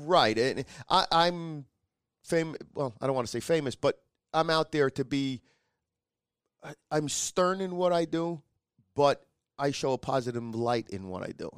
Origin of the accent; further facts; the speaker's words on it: New York, United States; I says, "New York."